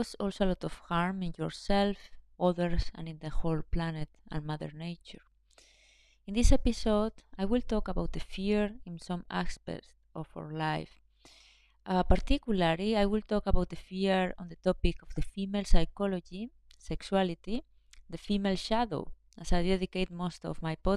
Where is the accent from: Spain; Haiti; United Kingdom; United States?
Spain; I was born in Spain, which is a quite patriarchal country